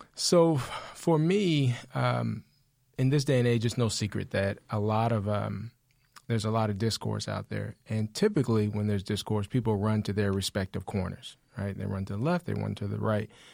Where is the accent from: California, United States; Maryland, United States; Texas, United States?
Texas, United States; Austin; I am from Austin. We moved here when I was about nine.